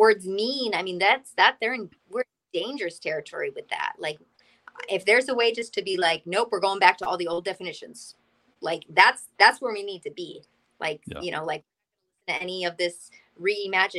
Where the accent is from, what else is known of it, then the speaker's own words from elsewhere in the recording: Massachusetts, United States; moved away as an adult; now in Florida, United States; I've lived in Massachusetts my whole life.